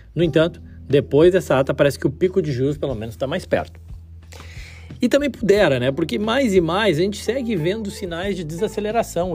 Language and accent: Portuguese; Brazil; Como brasileiro, amante do futebol